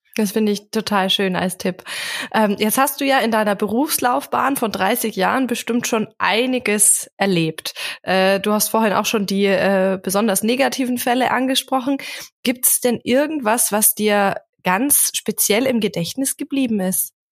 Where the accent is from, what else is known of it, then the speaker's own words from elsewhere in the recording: Memmingen, Bavaria, Germany; in meiner Heimatstadt Memmingen